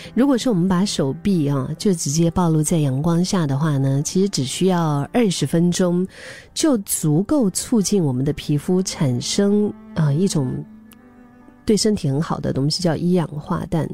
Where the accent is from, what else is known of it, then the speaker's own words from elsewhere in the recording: Dali, Yunnan, China; now in Singapore; 我的老家，因为我老家是云南大理，云南是属于高原